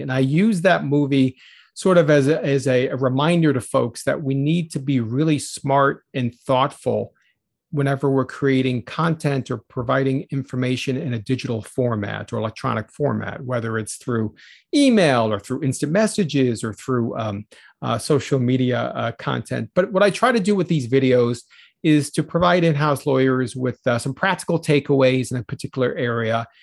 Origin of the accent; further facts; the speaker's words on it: New York City, New York, United States; also born or lived in Chicago area; now in Chicago, United States; I grew up in the New York City area, was born in the Bronx